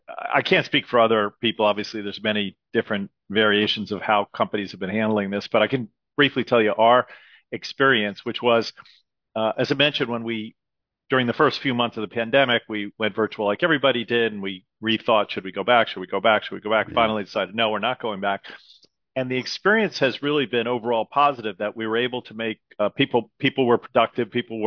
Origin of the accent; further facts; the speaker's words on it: Great Neck, New York, United States; also born or lived in Manhattan / Philadelphia; Yeah, I grew up in Great Neck, Long Island, which is the western part of Long Island, basically right next to the Queens border, close to New York City. And that's where I grew up.